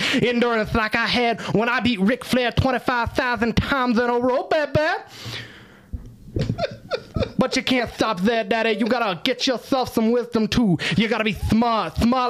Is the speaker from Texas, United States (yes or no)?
yes; Texas, United States; I'm from Texas and I don't talk low.